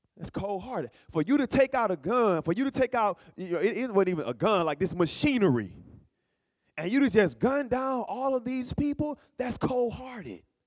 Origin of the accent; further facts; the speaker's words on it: Alabama, United States; moved away; also born or lived in Berrien Springs, Michigan; I'm from Alabama